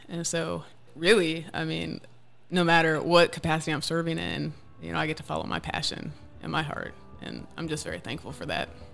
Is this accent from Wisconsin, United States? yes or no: yes; Wisconsin, United States; moved away as an adult; now in Tennessee, United States; I grew up mainly in Wisconsin